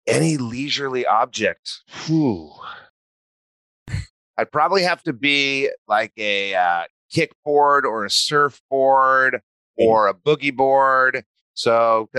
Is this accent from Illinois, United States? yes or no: no; New Mexico, United States; moved away as an adult; also born or lived in Santa Barbara, California; I grew up in New Mexico.